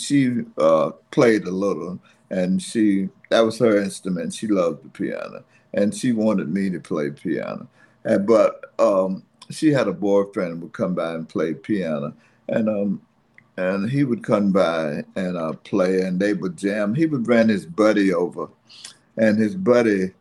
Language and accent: English; Fayetteville, United States; moved away as an adult; also born or lived in New York; I grew up in Fayetteville